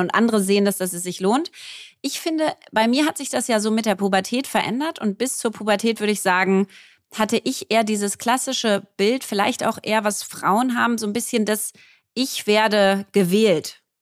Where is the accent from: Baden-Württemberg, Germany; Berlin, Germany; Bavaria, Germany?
Berlin, Germany; Ich bin Berlinerin, war auf einer Berliner Schule hier